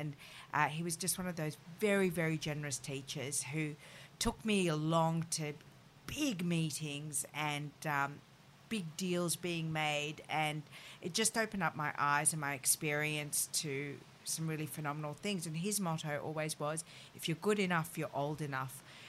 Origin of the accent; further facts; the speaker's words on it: France; born there; the reason I moved to Paris is that I was born in France, and it had always been a dream of mine to go to Paris and go to the Sorbonne to study French.